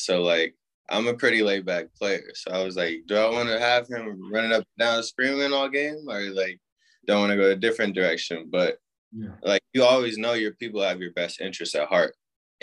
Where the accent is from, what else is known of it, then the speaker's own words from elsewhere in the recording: Indianapolis, Indiana, United States; also born or lived in Oxford, Ohio; I lived in Indy for 17 years, like you said. Just playing high school in Indy